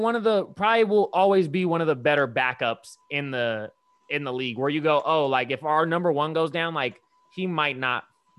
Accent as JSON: {"language": "English", "country": "Brazil", "second_language": "English", "said": "I'm from Brazil anyway."}